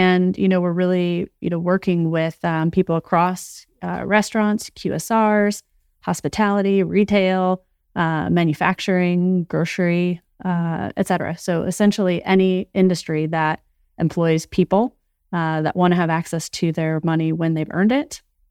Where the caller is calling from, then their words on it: New Jersey, United States; I am calling in from New Jersey.